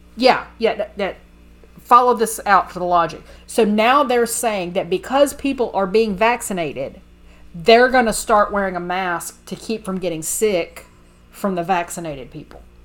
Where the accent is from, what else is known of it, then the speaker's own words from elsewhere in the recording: Texas, United States; I was raised in the South. I was raised in Texas